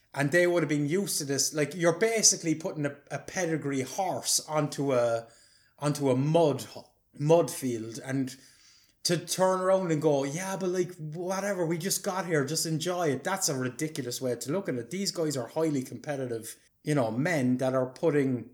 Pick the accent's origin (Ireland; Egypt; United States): Ireland; being an Irish person